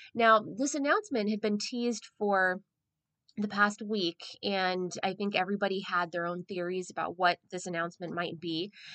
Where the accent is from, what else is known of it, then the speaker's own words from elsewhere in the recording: San Diego, California, United States; I'm a San Diegan, I'm a Southern Californian.